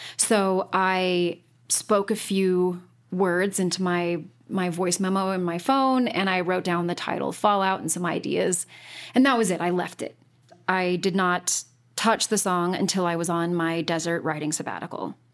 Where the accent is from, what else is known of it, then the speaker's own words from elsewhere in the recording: Utah, United States; I was born and raised in Utah